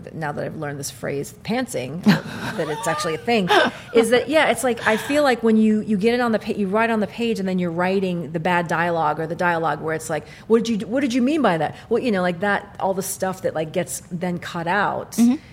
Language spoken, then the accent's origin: English; Kentucky, United States; moved away; also born or lived in Iraq; I was born in Iraq. I grew up in Kentucky.